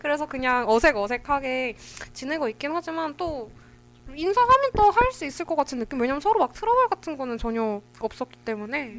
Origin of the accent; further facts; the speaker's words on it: Seoul, South Korea; 저는 본가가 서울이거든요.